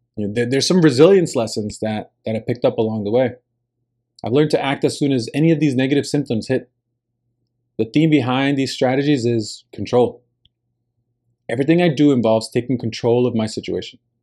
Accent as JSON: {"language": "English", "region": "New Jersey", "country": "United States", "tie": "born or raised there", "first_language": "Spanish", "second_language": "English", "moved": "as an adult", "said": "I had rarely traveled out of my home state of New Jersey"}